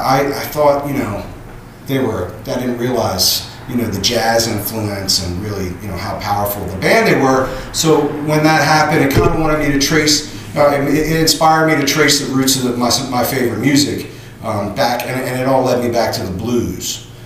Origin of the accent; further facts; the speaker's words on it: Ardmore, United States; I'm from Ardmore right here.